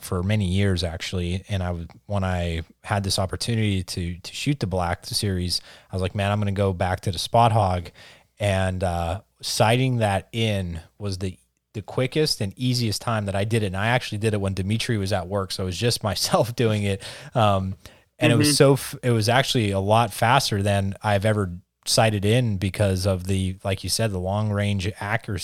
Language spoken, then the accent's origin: English; Pennsylvania, United States; we're from Pennsylvania